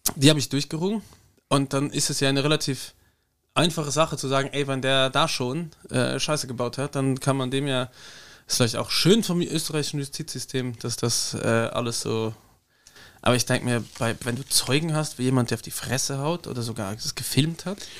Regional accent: Luxembourg; Bei uns in Luxemburg

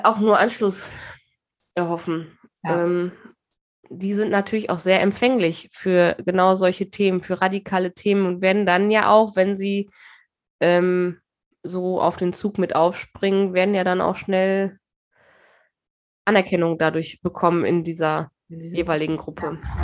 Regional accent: Germany; klar sind wir Deutsche

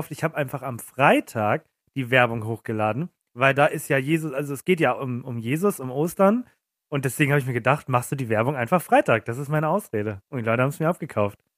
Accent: Munich, Bavaria, Germany; Äh, kann man als, als Münchner, darf man dann Podcast machen?

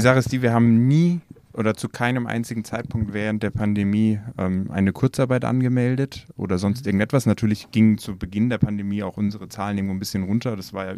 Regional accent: Nuremberg, Bavaria, Germany; wir kommen aus Nürnberg

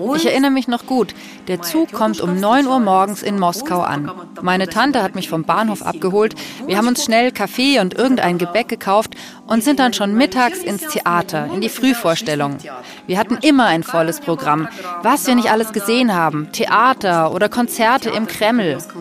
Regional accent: Ukraine; Wir sind in der Ukraine geboren, wir leben in diesem Land und wir sind Ukrainerinnen und Ukrainer.

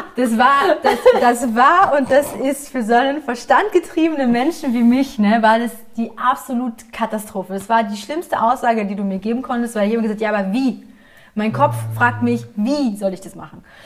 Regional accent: Essen, North Rhine-Westphalia, Germany; moved away; Ich komme ja aus Essen ursprünglich

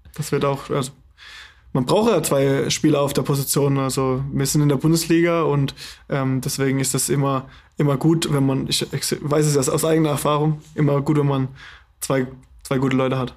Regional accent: the South, Southern Germany, Germany; also born or lived in Hannover; now in Flensburg, Germany; eigentlich bin ich aus dem Süden

